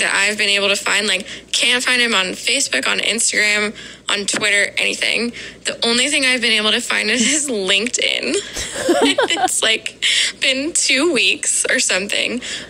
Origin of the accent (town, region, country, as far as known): Columbus, Ohio, United States